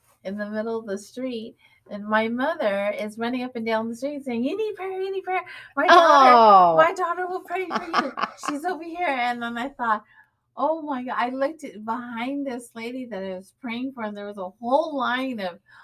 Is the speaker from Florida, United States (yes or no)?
no; Fresno, California, United States; I'm from Fresno.